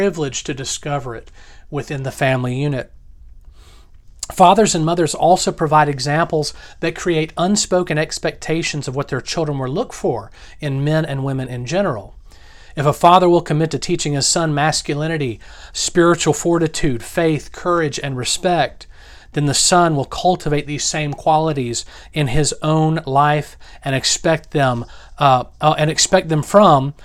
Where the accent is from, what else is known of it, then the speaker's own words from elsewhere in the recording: the South, United States; Growing up in the South